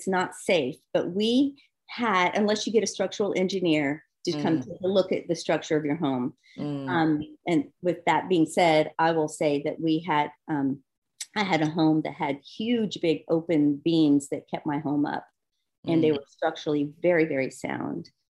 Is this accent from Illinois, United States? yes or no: no; Charleston, South Carolina, United States; moved away as an adult; also born or lived in Pacific Northwest / Washington; now in Charleston, United States; having been born and raised in Charleston